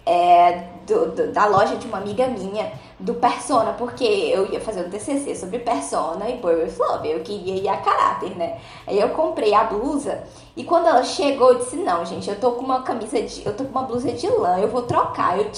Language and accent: Portuguese; Ceará, Brazil; Eu sou cearense